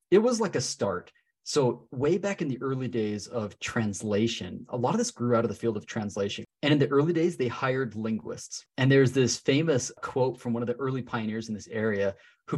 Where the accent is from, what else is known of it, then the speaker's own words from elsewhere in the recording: Salt Lake City, Utah, United States; I'm from Salt Lake City, Utah. So I'm actually teaching in my hometown